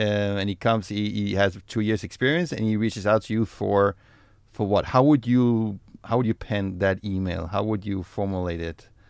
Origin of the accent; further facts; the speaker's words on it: Denmark; moved away as an adult; now in Israel; I'm from Denmark